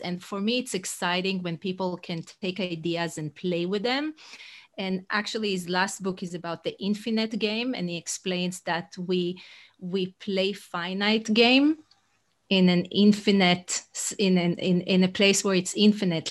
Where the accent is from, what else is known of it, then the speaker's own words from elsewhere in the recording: Israel; English is a second language; moved away as an adult; now in United States; I'm originally from Israel, but fifteen years in the U S.